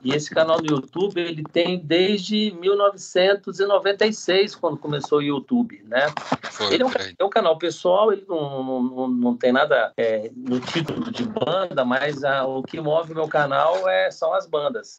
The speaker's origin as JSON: {"language": "Portuguese", "town": "Brasília", "region": "Federal District", "country": "Brazil", "tie": "born or raised there", "said": "Eu sou nascido e criado em Brasília"}